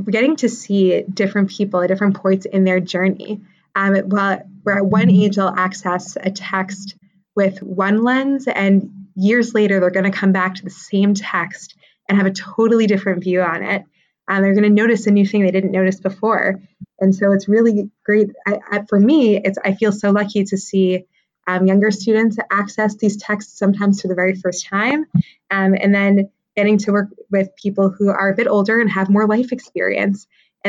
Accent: Boston, Massachusetts, United States; moved away as an adult; also born or lived in Israel / New York; I was born and raised in Boston.

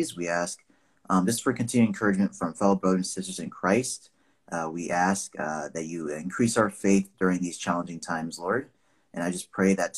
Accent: Nigeria; now in United States; I'm Nigerian. I was born there, lived in the U.S. for 20 plus years now.

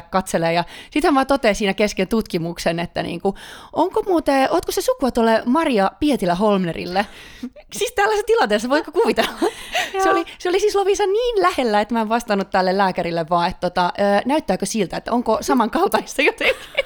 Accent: Finland; also born or lived in Stockholm, Sweden; now in Sweden; kaikki aina kuulee, että mä tuun Suomesta

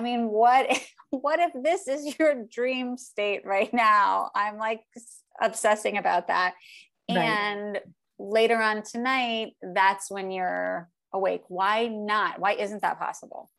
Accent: Miami, Florida, United States; moved away; I'm from Miami

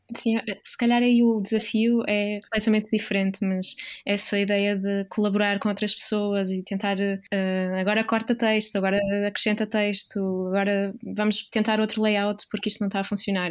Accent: Viana do Castelo, Portugal; moved away; also born or lived in Aveiro / Porto; Sou de Viana

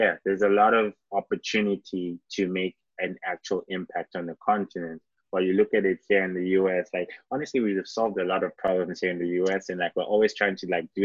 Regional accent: Mbabane, Eswatini; moved away; also born or lived in Ghana (ancestry); I grew up in Southern Africa

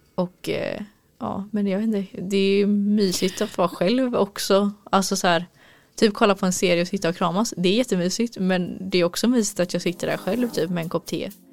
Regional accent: Gothenburg, Västra Götaland, Sweden; moved away; jag är göteborg

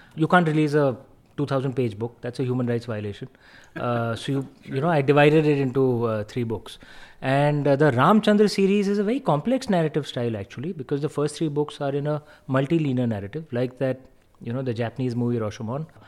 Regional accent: India; as an Indian

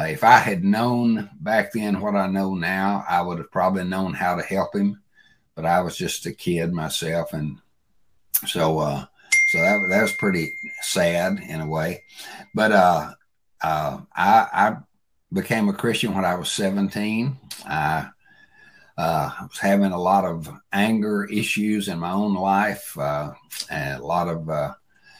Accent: Bolivar, Tennessee, United States; I grew up in West Tennessee, a little town called Bolivar, Tennessee.

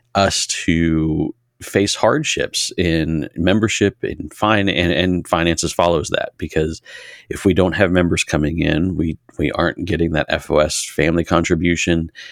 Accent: Harrisonburg, Virginia, United States; I grew up in Massanutten District here in Harrisonburg

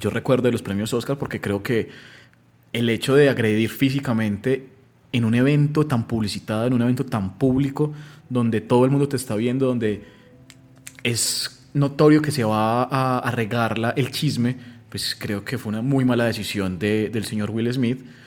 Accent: Colombia; siendo pues colombianos

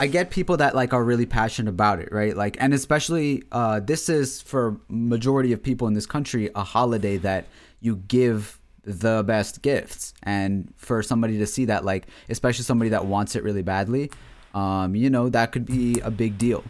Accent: Bel Air, Maryland, United States; my hometown of Bel Air, Maryland

